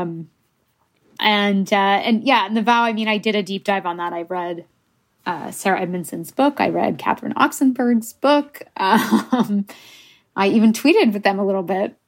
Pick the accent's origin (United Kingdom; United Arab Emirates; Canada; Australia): Canada; first language English; I'm Canadian